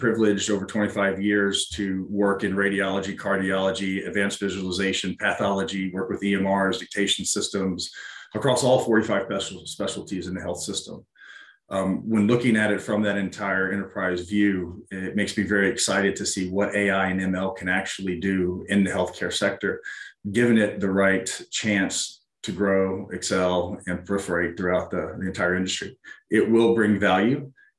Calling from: Fort Collins, Colorado, United States; I'm joining from Fort Collins, Colorado.

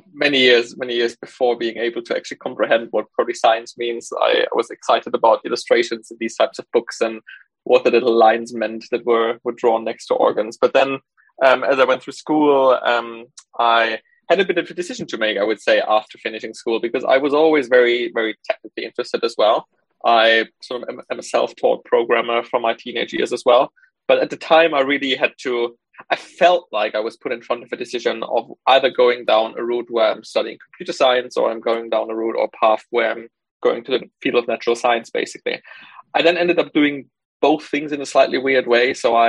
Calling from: Cambridge, East of England, United Kingdom; I'm calling in from Cambridge today.

